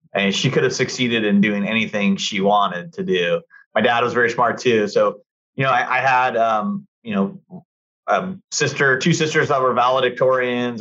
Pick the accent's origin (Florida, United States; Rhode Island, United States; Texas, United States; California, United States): California, United States; Costa Mesa; also born or lived in Newport Beach; growing up in Costa Mesa, you know, and living in Newport when I was in law school